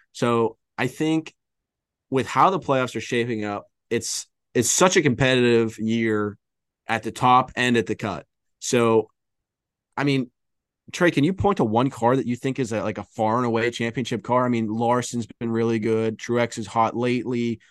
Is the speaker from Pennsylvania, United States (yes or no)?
yes; southwest Pittsburgh area, Pennsylvania, United States; We have mentioned we're from Pennsylvania, kind of. We're from the western part of the state, southwest Pittsburgh area.